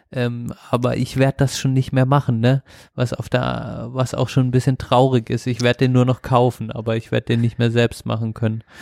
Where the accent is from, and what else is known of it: Black Forest, Baden-Württemberg, Germany; born or raised there